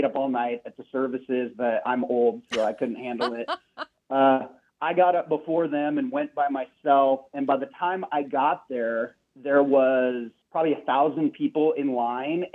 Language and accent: English; Seattle, Washington, United States; we're from Seattle.